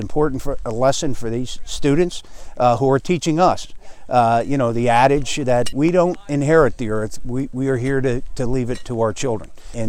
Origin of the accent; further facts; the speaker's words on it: Plymouth Township, Pennsylvania, United States; I'm thrilled to be here in my hometown, Plymouth Township, on top of the mountainside where I grew up and where I'm raising my kids. I live just over the hill, only a couple hundred feet from this site